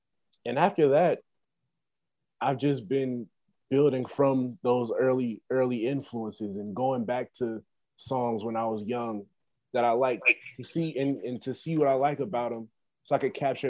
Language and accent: English; Cincinnati, Ohio, United States; I'm from Cincinnati, Ohio.